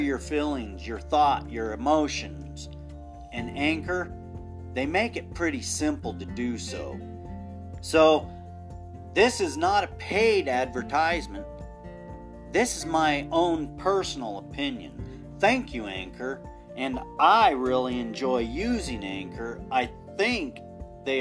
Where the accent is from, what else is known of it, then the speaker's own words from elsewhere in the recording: United States; We're all American.